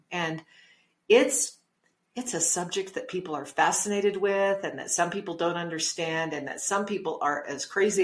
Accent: Logan, New Mexico, United States; also born or lived in Las Cruces, New Mexico / Farmington, New Mexico / Albuquerque, New Mexico / West Texas; I was living in Logan, New Mexico, which is my hometown

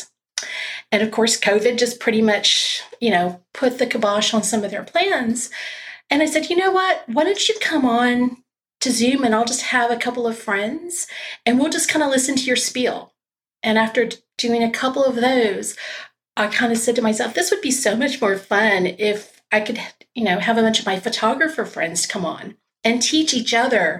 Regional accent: South Texas, United States; now in Austin, United States; I grew up in South Texas

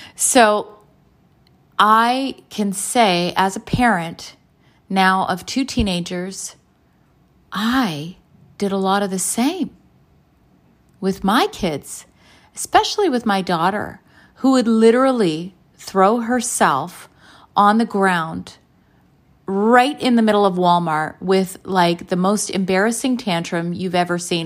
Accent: Canada; both my parents are from Croatia, and I was born in Canada.

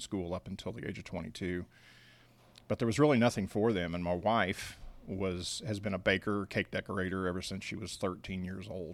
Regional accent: Independence, Missouri, United States; moved away as an adult; also born or lived in Kansas City, Kansas / Odessa, Missouri; now in Lawrenceville, Georgia, United States; I grew up in a place called Independence, Missouri

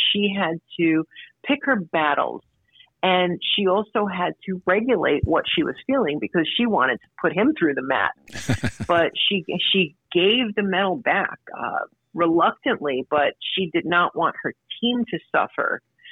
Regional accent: New York City, New York, United States; we came from, we're from Brooklyn

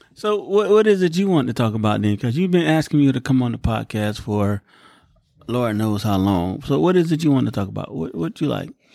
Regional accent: United States

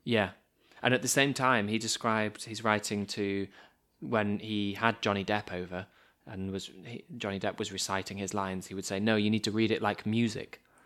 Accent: United Kingdom; As two British boys

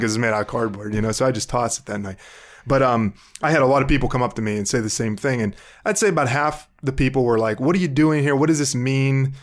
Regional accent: Burgettstown, Pennsylvania, United States; moved away as an adult; now in Cleveland, United States; I grew up in a small town about twenty miles west of Pittsburgh called Burgettstown, Pennsylvania

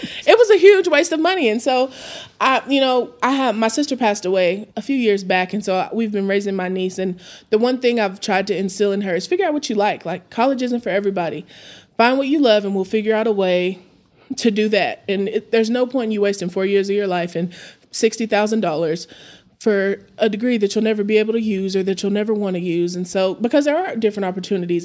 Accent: Amarillo, Texas, United States; I'm born and raised in Amarillo

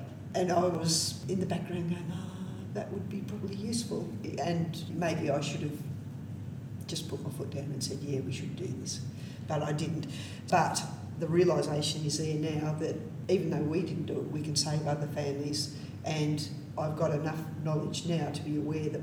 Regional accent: Australia; we're Australian

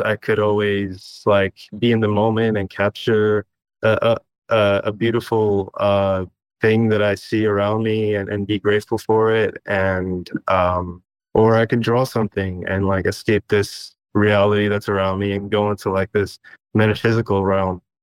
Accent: Istanbul, Turkey; moved away; I was born in Istanbul, Turkey

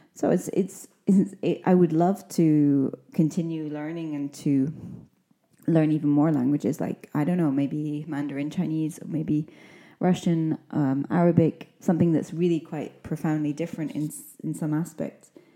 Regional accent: Scotland, United Kingdom; now in Spain; I'm an English teacher from Scotland

